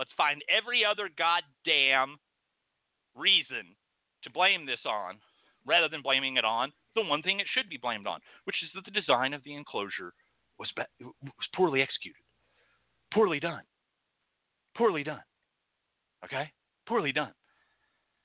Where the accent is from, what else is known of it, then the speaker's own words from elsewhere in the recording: Texas, United States; I come from Texas